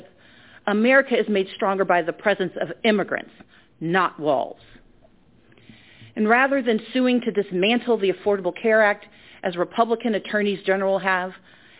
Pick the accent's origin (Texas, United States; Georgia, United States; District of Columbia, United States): Georgia, United States; my home state